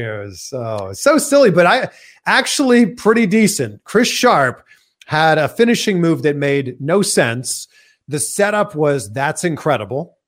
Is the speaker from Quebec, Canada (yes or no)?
no; Toronto, Ontario, Canada; moved away; we're both from Toronto